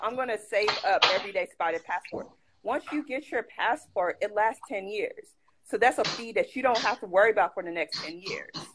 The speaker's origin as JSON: {"language": "English", "country": "United States", "also_born_or_lived": "Ghana", "said": "I'm an American"}